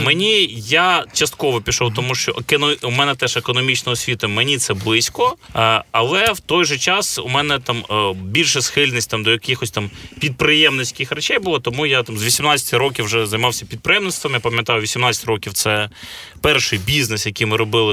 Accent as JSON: {"language": "Ukrainian", "region": "Kyiv", "country": "Ukraine", "tie": "born or raised there", "said": "Я киянин, народився у Києві, е, виріс на вулиці."}